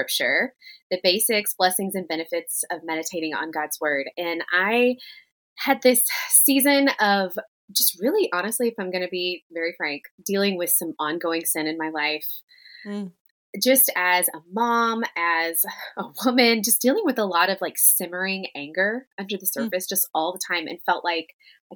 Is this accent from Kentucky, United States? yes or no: no; Tennessee, United States; something we did in the South, particularly where I grew up in Tennessee